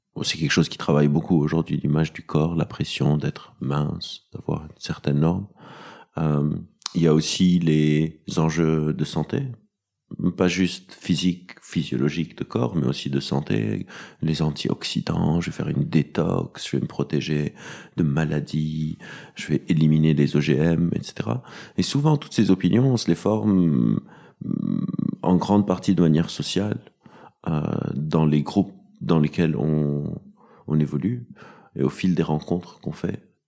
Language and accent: French; Lebanon; moved away as an adult; now in Paris, France; J'ai, j'ai grandi au Liban, donc j'étais au Liban.